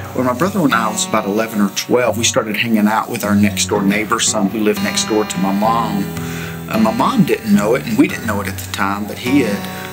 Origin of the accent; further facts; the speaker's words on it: Tigerville, South Carolina, United States; we had a great time growing up in Tigerville